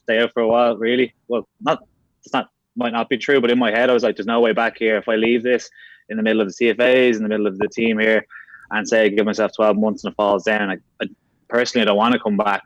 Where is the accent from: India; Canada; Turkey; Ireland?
Ireland; Dublin, Leinster; also born or lived in London; I'm originally from Castleknock, so North County, Dublin, just south Phoenix Park there